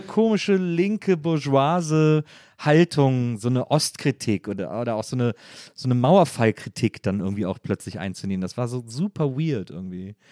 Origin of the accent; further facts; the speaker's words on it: Germany; als Deutsche